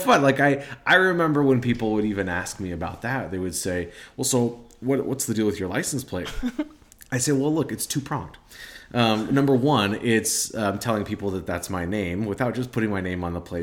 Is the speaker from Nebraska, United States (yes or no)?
yes; Nebraska, United States; I'm from Nebraska. Um, we're Nebraska people